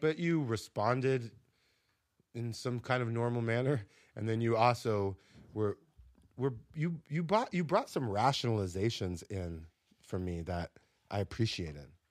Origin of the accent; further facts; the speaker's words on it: South Florida, United States; also born or lived in Minnesota; now in New York, United States; I grew up in a similar situation in South Florida in nineteen ninety-two, Cracktown, baby